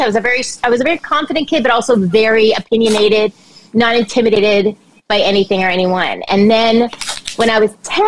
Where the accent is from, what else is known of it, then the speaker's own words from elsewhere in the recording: Montreal, Quebec, Canada; I grew up in Montreal, Quebec, Canada.